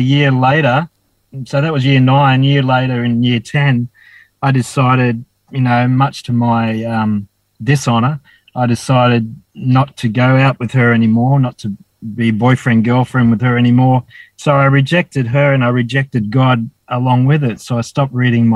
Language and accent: English; Dapto, New South Wales, Australia; born or raised there; also born or lived in Wollongong; now in Cooktown, Australia